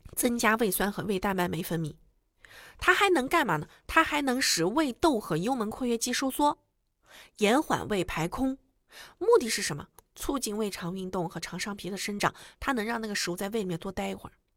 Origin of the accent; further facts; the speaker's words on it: China; 我们中国人